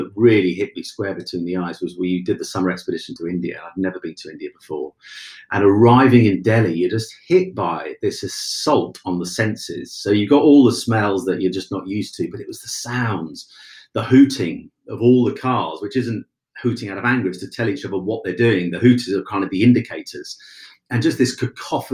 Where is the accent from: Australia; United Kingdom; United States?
United Kingdom; Cromer, East of England; Cromer in Norfolk, my hometown